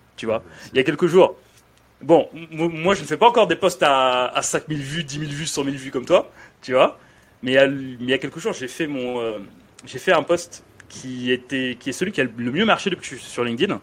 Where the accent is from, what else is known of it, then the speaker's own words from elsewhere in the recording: France; also born or lived in Dakar, Senegal; je suis arrivé en France, j'avais 9 ans